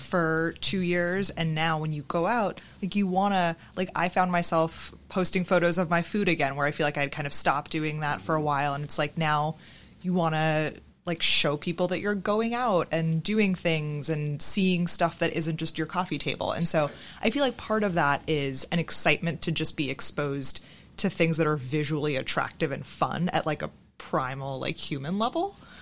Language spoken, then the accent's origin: English; Boston, Massachusetts, United States; I'm from Boston